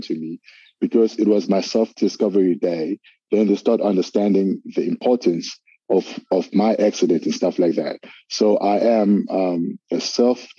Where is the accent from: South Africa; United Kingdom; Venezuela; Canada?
South Africa; Durban, KwaZulu-Natal; I'm from Durban, KZN in South Africa, from a small township called Lamontville.